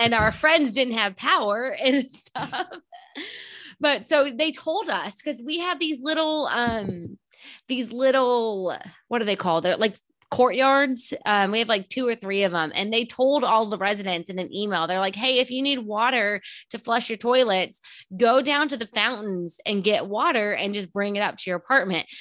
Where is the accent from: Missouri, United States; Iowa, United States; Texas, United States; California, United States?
Texas, United States; now in Houston, United States; I grew up in a small town about an hour south, and I moved up to Houston